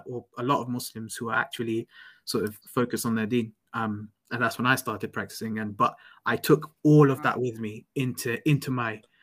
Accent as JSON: {"language": "English", "region": "London", "country": "United Kingdom", "moved": "as an adult", "said": "I'm away from home. I'm away from London."}